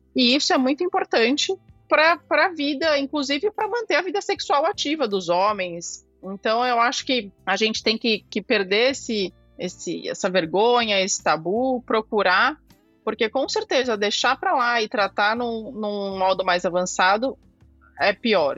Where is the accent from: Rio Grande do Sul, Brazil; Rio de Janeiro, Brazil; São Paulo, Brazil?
São Paulo, Brazil; Sou aqui de São Paulo, fui formada na Santa Casa de São Paulo.